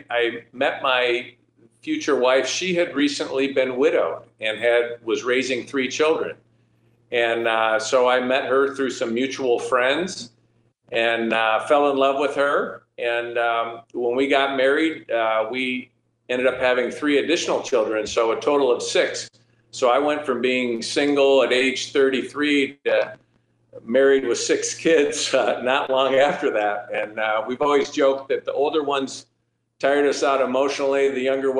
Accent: Midland, Michigan, United States; my first elective office was to the city council in my hometown of Midland, Michigan

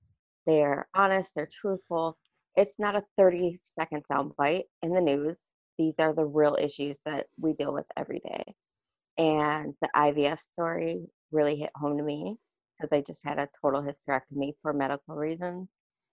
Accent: Wyoming, Minnesota, United States; I'm from Wyoming, Minnesota

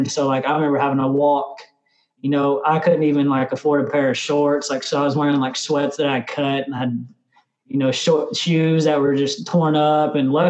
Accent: Tulsa, Oklahoma, United States; also born or lived in Austin, United States; I was born in Austin. And then when I was one, I guess we moved to Arizona. I'm not Arizona, but Tulsa, Oklahoma. And so we lived in Tulsa. We lived in Shawnee. We lived in Ada. We lived in Oklahoma City.

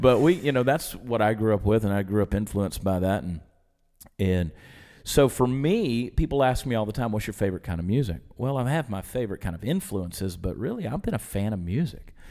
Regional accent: Georgia, United States; I grew up in Georgia

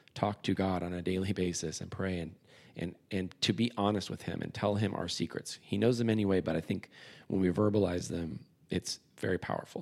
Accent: San Diego, California, United States; moved away as an adult; I moved back to my hometown, San Diego

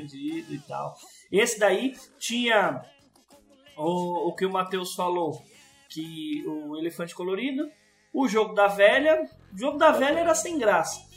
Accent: Sumaré, São Paulo, Brazil; also born or lived in Capivari; a gente mudou de Sumaré

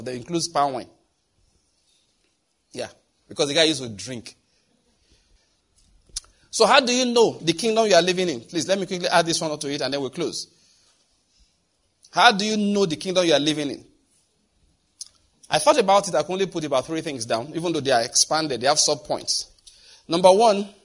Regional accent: Nigeria; We are Nigerian.

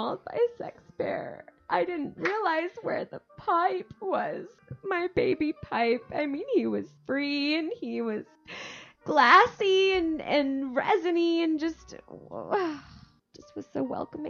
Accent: California, United States; "Oh, this is my medication. Like, I'm from California."

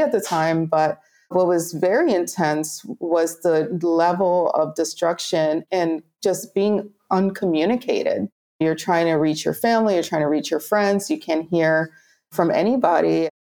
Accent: Puerto Rico; moved away as an adult; also born or lived in Okinawa, Japan; I grew up in Puerto Rico, like this tiny island. Yes, it's fun to go there on vacation, but when you live there, you're on an island.

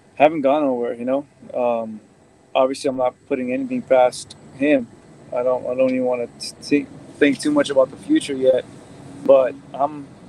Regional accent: United States; first generation born in the United States, but have you know uh, immigrant parents

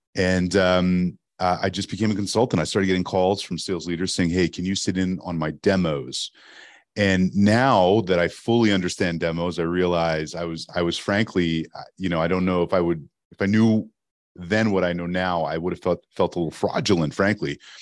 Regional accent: Montreal, Quebec, Canada; first language English; moved away as an adult; also born or lived in Toronto; I knew as a kid growing up in Montreal, Canada, that I wanted to work in radio

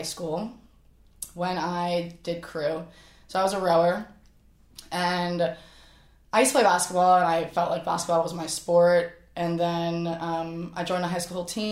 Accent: Flourtown, on the Schuylkill, Pennsylvania, United States; born or raised there; moved away

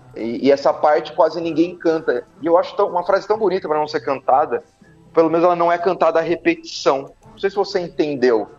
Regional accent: Bauru, São Paulo, Brazil; also born or lived in Campinas; eu sou nascido em Bauru

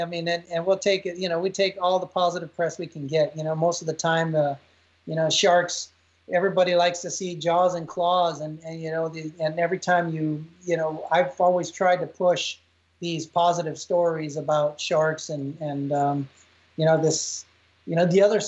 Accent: Texas, United States; In my 20s, being a Texan, I used to ride bulls and I rode bulls for quite a while.

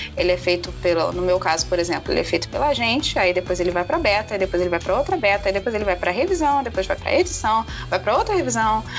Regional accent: Rio de Janeiro, Brazil; eu sou carioca

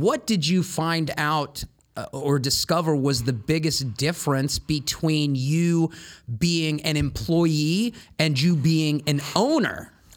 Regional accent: Columbus, Ohio, United States; growing up in Columbus

